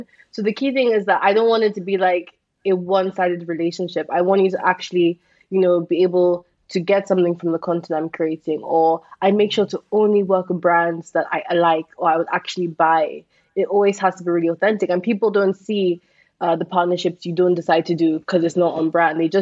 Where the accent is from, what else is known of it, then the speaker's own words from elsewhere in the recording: Nigeria; being a Nigerian influencer